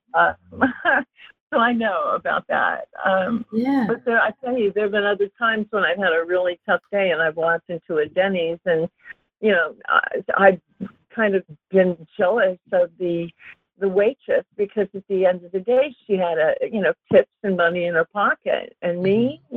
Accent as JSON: {"language": "English", "town": "Los Angeles", "region": "California", "country": "United States", "tie": "born or raised there", "also_born_or_lived": "Europe", "said": "I grew up in LA. I grew up in Topanga. Uh, I'm a valley girl"}